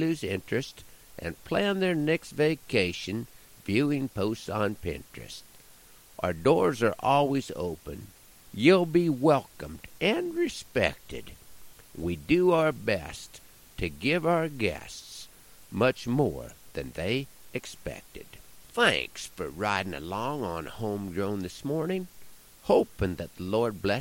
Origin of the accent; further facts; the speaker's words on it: Nebraska, United States; my home state of Nebraska